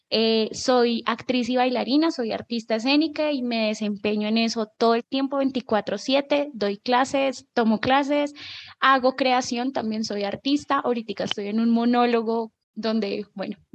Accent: Bogotá, Colombia; Eh, bueno … soy de Bogotá, tengo 29 años, soy ariana.

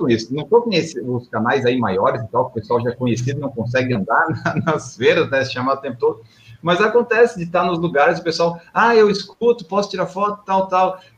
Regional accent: Florianópolis, Santa Catarina, Brazil; como eu sou de Florianópolis, lá em Florianópolis até que não acontece tanto, mas em São Paulo, quando eu venho correr

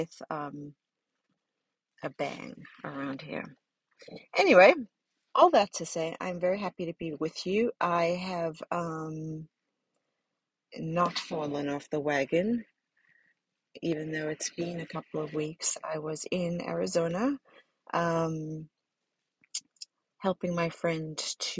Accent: South Africa; now in Ohio, United States; my life growing up in South Africa

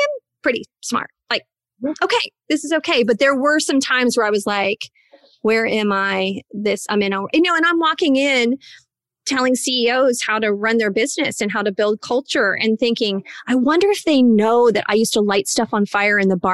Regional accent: Indiana, United States; I am from a small town in Indiana

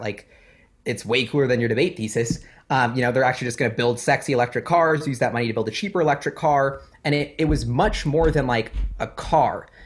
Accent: Seattle, Washington, United States; growing up in Seattle, super climate friendly

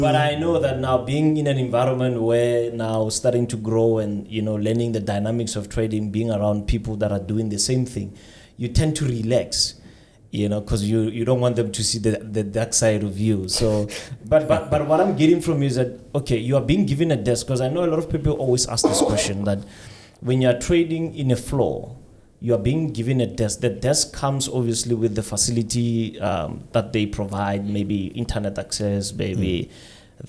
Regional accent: Pretoria, Gauteng, South Africa; I'm from Pretoria

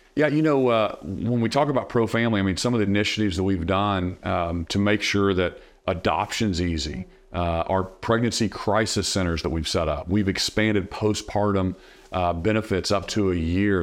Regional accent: Norman, Oklahoma, United States; Cleveland County, where I grew up in Norman, Oklahoma

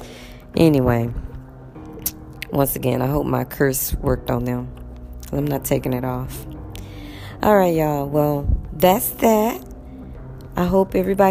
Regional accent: United States; moved away; I'm from America

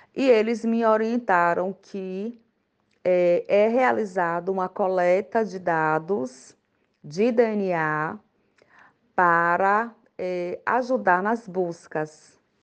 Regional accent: Alagoinhas, Bahia, Brazil; Eu sou da cidade de Alagoinhas, Bahia, interior

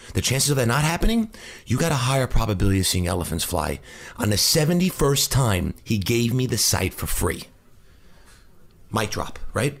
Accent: New Hyde Park, New York, United States; I grew up in New Hyde Park in, on Long Island

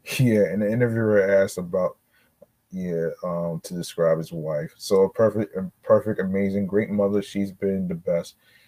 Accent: Santa Barbara, California, United States; I grew up in Santa Barbara, but moved up to the Napomo area.

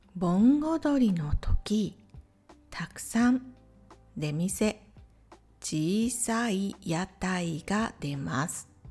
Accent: Matsuyama, Ehime, Japan; 私の地元愛媛県松山市

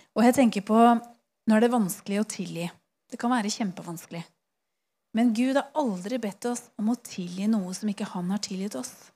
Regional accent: Eastern Norway, Norway; Jeg er fra Østlandet

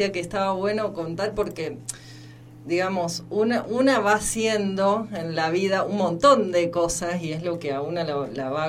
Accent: Chañar, Santa Fe, Argentina; born there; cuando cuento esto de que nací en Chañar, en, Santa Fe, porque Santa Fe, bueno, digamos, la misma geografía es es muy chata.

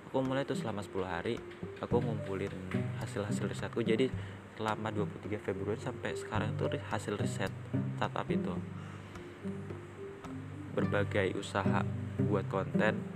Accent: Yogyakarta, Special Region of Yogyakarta, Indonesia; nama aku asal dari Yogyakarta

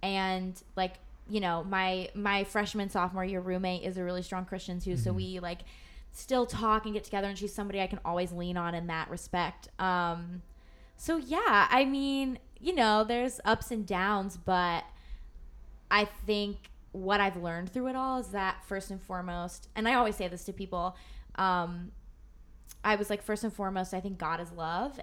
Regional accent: Indianapolis, Indiana, United States; moved away as an adult; I'm from Indianapolis area. So like I'm coming from a community where everyone kind of believes the same thing.

